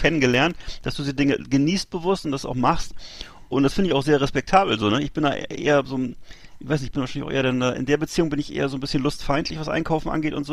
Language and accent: German; Bremerhaven, Bremen, Germany; in meiner Heimatstadt Bremerhaven